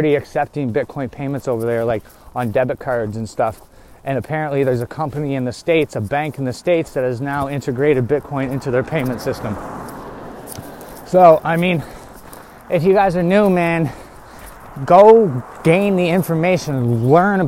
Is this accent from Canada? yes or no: yes; Canada; we're from Canada